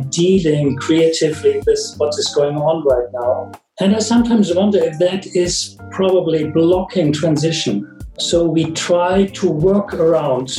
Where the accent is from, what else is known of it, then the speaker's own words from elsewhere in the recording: Germany; I'm from Germany